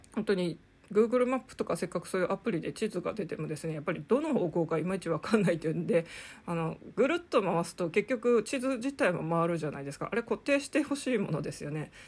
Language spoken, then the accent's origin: Japanese; Sapporo, Hokkaido, Japan; moved away as an adult; also born or lived in Bangkok, Thailand / Saitama; now in Tokyo, Japan; 札幌生まれの札幌育ち